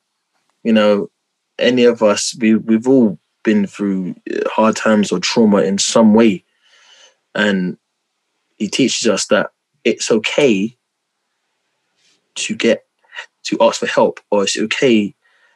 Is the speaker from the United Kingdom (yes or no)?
yes; London, United Kingdom; I'm from South London, Peckham, born and bred Southeast London